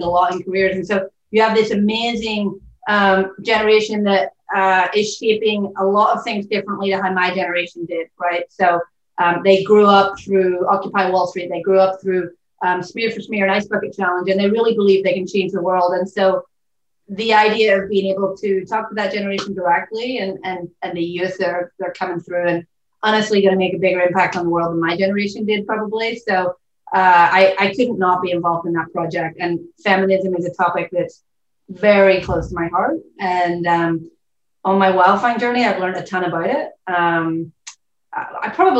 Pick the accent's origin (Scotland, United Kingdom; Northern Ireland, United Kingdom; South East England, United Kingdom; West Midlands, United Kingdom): Northern Ireland, United Kingdom; Belfast; moved away as an adult; also born or lived in Cambridge / London; now in Portland, United States; I'm from Belfast, so I'm from Northern Ireland. About 5,500 miles from where I'm currently sitting. I grew up there